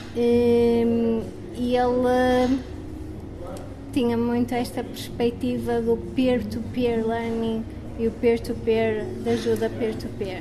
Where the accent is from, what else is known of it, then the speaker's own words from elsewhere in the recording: Porto, Norte, Portugal; sou do Porto